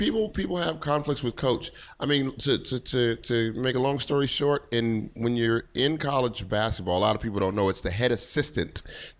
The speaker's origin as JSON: {"language": "English", "town": "Denver", "region": "Colorado", "country": "United States", "moved": "as an adult", "lives_now": "New York, United States", "said": "I'm originally from Denver, Colorado."}